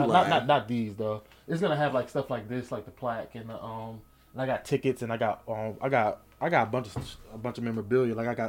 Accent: Newark, New Jersey, United States; moved away as an adult; also born or lived in Irvington, New Jersey / East Orange, New Jersey; born and raised in Jersey.

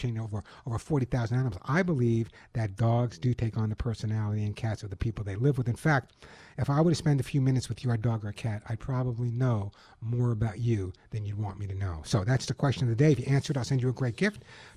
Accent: New York City, New York, United States; accent: New York; moved away; I'm a New Yorker by my accent

